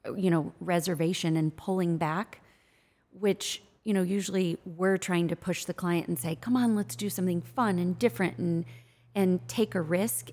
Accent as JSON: {"language": "English", "region": "Midwest", "country": "United States", "said": "I'm from the Midwest"}